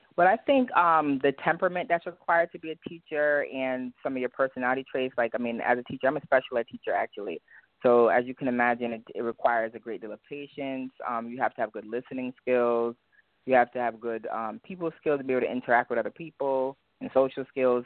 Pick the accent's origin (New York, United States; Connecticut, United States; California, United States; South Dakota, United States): Connecticut, United States; Hartford; accent: Jamaican; I'm from Hartford, Connecticut. Um, both of my parents, my whole family is Jamaican. So my mom, my dad, they're Jamaican, but I grew up here